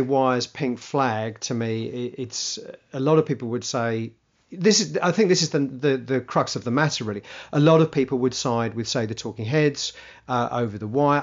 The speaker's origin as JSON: {"language": "English", "region": "England", "country": "United Kingdom", "said": "being English"}